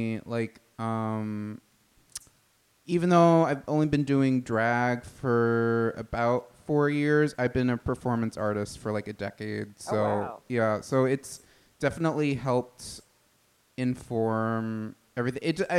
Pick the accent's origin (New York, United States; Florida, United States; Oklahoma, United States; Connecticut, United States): New York, United States; Massapequa; I'm from Long Island, the town of Massapequa.